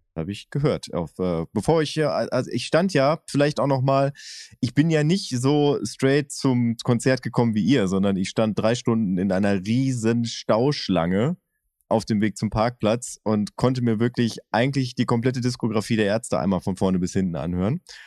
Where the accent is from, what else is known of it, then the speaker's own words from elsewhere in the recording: Oerlinghausen, North Rhine-Westphalia, Germany; Ich bin ja in Oerlinghausen zur Schule gegangen und habe zehn Kilometer weiter gewohnt